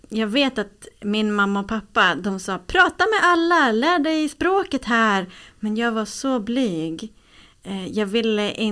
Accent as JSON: {"language": "Swedish", "town": "Östersund", "region": "Jämtland", "country": "Sweden", "tie": "born or raised there", "also_born_or_lived": "Uppsala", "said": "Jag bodde i Östersund, jag föddes i Uppsala, men jag bodde inte i Uppsala."}